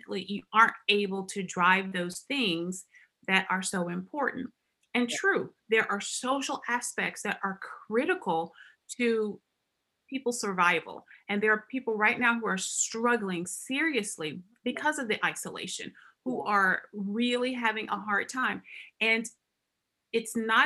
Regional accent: Alabama, United States; moved away as an adult; now in Arkansas, United States; I am actually an Alabama girl. I grew up in Alabama.

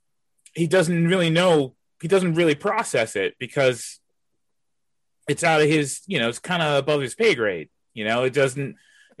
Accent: New York, United States; I'm from New York.

